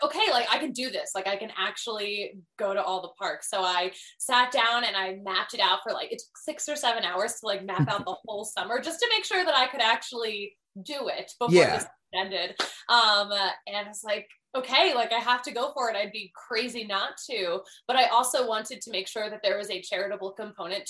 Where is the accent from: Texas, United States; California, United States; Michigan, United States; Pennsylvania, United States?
Pennsylvania, United States; Philadelphia; moved away as an adult; also born or lived in Connecticut; I'm from Philadelphia, the most intense sports town on the face of this earth.